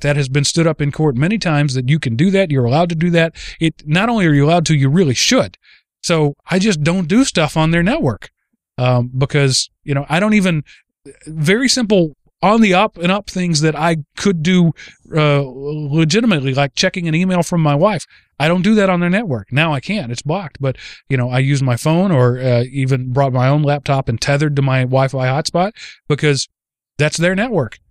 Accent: Texas, United States; the tiny rural parts of, of Texas where I'm from

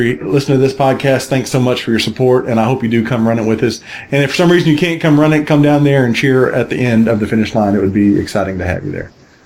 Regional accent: Gulf Coast, Texas, United States; now in Atlanta, United States; where I grew up on the Gulf Coast in Texas

